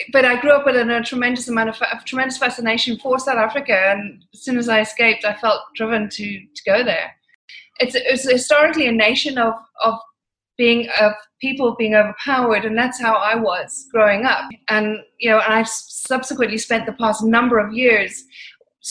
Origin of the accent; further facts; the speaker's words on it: Ireland; moved away as an adult; now in London, United Kingdom; moved back to Ireland. And I lived a very unusual life in Ireland